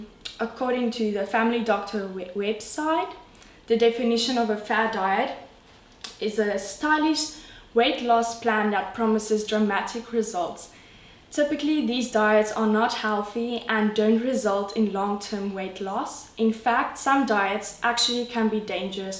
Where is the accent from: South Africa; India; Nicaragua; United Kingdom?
South Africa; I'm from South Africa, enjoying the Cape Town life